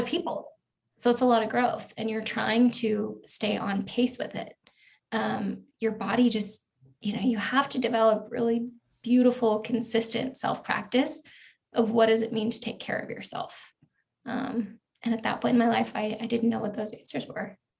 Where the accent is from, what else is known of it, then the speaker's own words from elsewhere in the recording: Eugene, Oregon, United States; moved away as an adult; I went to college actually in the town where I grew up in Eugene, Oregon.